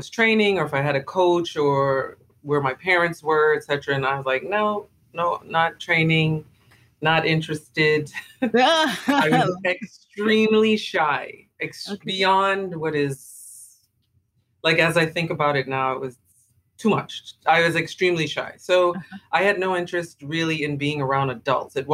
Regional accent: Nassau, New Providence, Bahamas; moved away as an adult; also born or lived in Falmouth, Jamaica; now in Los Angeles, United States; I was born in Jamaica. I was born in Falmouth, Jamaica. I grew up in the Bahamas, in Nassau, Bahamas.

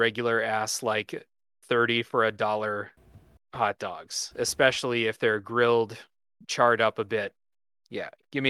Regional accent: Ohio, United States; I mean, we're all from Ohio

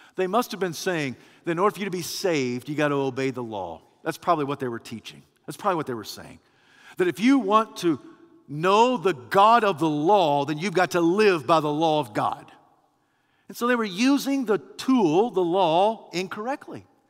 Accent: United States

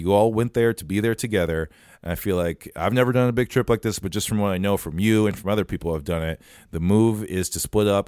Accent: Farmington, Minnesota, United States; also born or lived in Nebraska; fifteen minutes away from where I grew up in Farmington, Minnesota.

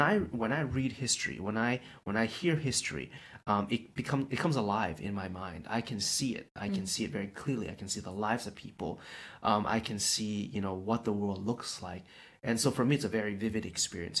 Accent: Toronto, Ontario, Canada; moved away as an adult; now in China; I'm born and raised in Toronto

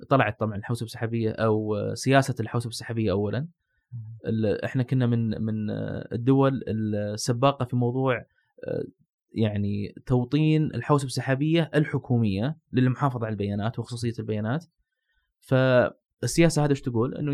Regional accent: Saudi Arabia; وهذا موجود عندنا في السعوديه

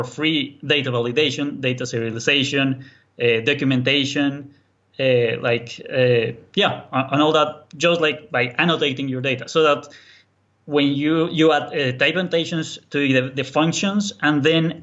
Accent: Colombia; English is a second language; now in Berlin, Germany; I'm actually from Colombia, South America. That's why the accent. But I'm now living in Berlin, Germany.

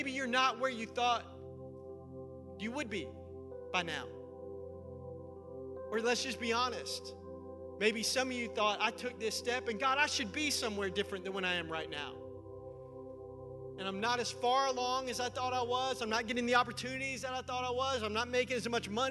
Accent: Middle Tennessee, United States; I'm from Middle Tennessee. That's where I grew up.

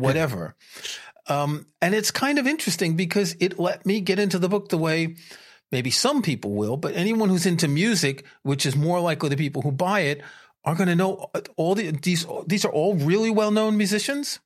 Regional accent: New York, United States; moved away as an adult; also born or lived in France; I grew up in New York

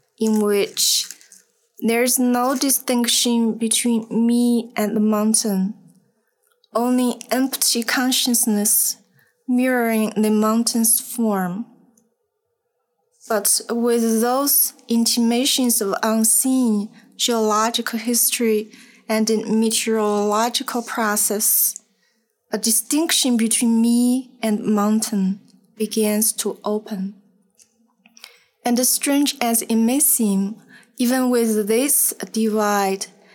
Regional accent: Sichuan, China; accent: Sichuan; English is a second language; moved away; my Sichuan accent

